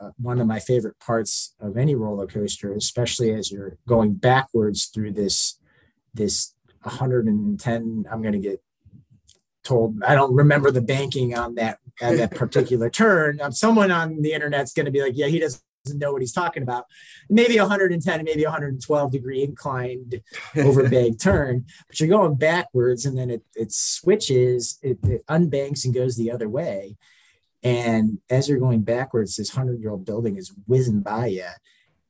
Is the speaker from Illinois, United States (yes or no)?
no; Cleveland, Ohio, United States; now in Cincinnati, United States; I am originally from Cleveland, Ohio